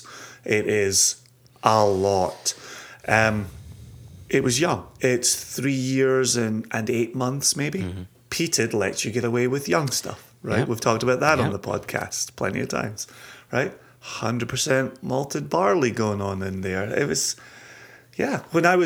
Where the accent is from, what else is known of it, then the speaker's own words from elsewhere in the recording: Scotland, United Kingdom; a Scotsman